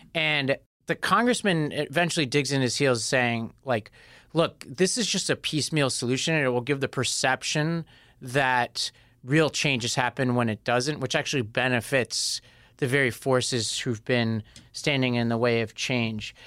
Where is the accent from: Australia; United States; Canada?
United States; New York; I'm a New Yorker